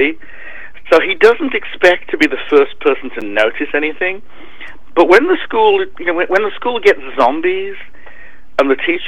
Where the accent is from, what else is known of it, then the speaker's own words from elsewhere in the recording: United Kingdom; I'm British.